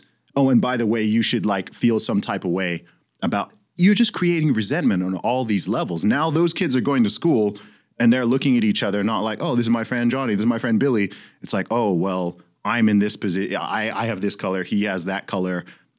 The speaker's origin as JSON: {"language": "English", "country": "Saudi Arabia", "tie": "born or raised there", "said": "I mean, I grew up in Saudi Arabia, but I was like, yo, I had extremely diverse classes."}